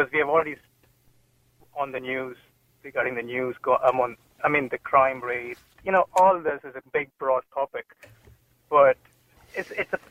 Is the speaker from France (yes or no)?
no; India; moved away; I'm from India